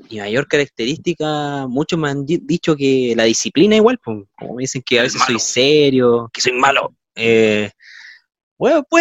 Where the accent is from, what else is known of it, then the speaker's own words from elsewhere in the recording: Valparaíso, Chile; soy originalmente de Valparaíso